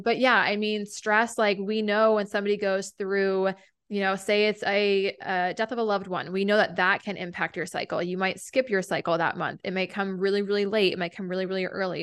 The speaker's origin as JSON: {"language": "English", "region": "New Hampshire", "country": "United States", "tie": "born or raised there", "also_born_or_lived": "Vermont", "moved": "as an adult", "said": "a naturopathic doctor in my hometown in New Hampshire"}